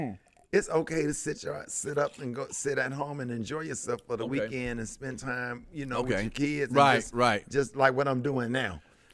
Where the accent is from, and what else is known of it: Birmingham, Alabama, United States; born or raised there